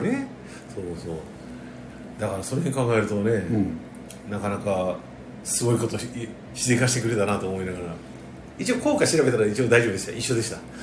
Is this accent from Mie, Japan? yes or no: no; Tokyo, Japan; 東京出身の東京育ちだから